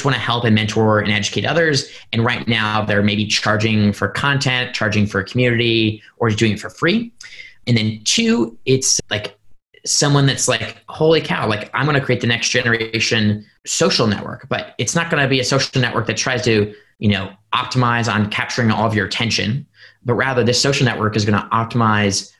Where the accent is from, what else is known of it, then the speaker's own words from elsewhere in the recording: Indiana, United States; Purdue University in my home state of Indiana